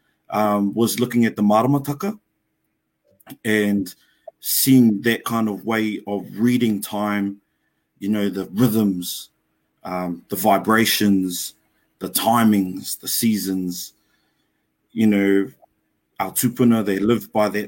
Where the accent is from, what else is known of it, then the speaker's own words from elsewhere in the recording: Lower Hutt, Wellington, New Zealand; moved away as an adult; now in Auckland, New Zealand; born and raised in Te Awa Kairangi, the original name for Lower Hutt, in Wellington